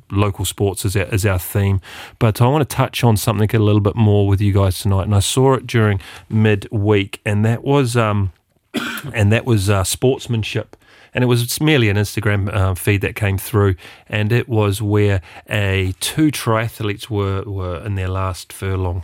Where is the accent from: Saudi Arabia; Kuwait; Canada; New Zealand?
New Zealand; being a Kiwi